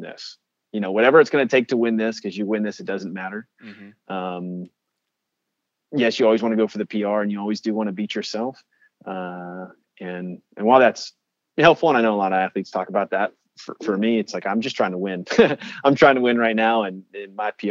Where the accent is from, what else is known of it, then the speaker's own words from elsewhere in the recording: Alabama, United States; representing my home state and the premier school of my home state